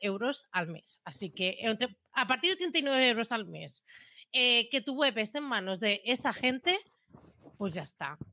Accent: Premià de Mar, Catalonia, Spain; yo soy, de Premia

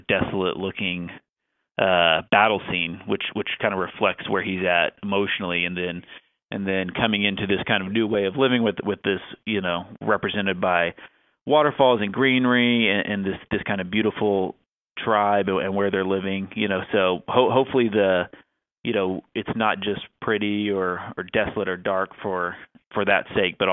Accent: Oklahoma, United States; Oklahoma is my home state, where I'm from. I live there half the time, even now

